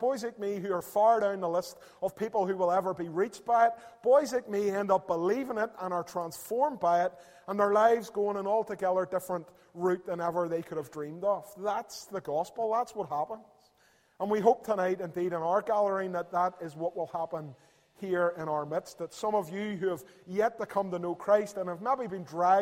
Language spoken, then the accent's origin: English; Belfast, Northern Ireland, United Kingdom; I'm from Belfast and across the river there in East Belfast